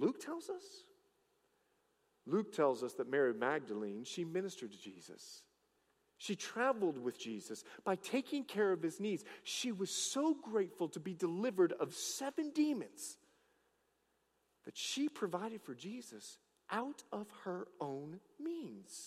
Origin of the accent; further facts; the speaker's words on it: Bahamas; I'm from the Bahamas.